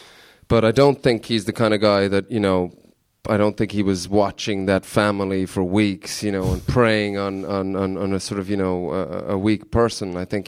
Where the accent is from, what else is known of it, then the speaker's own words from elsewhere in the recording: Ireland; sort of people always think I'm Canadian, but I'm actually Irish in disguise.